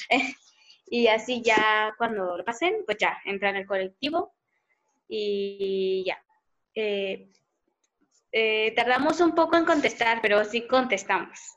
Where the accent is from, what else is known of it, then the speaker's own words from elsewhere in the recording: Mexico; los jóvenes de ahora no somos el futuro de México, somos el hoy.